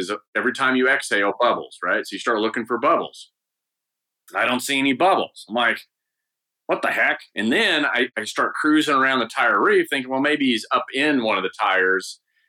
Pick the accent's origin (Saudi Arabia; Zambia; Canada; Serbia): Saudi Arabia; Eastern Province; it was the only thing to do growing up in Saudi Arabia. I was there from the second grade to high school.